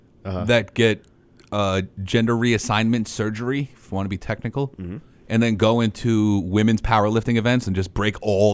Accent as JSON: {"language": "English", "area": "North Shore Hospital, Long Island", "region": "New York", "country": "United States", "tie": "born or raised there", "said": "the same hospital I was born"}